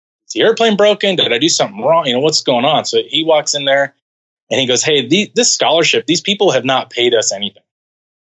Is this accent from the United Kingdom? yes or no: no; California, United States; moved away as an adult; I head back to California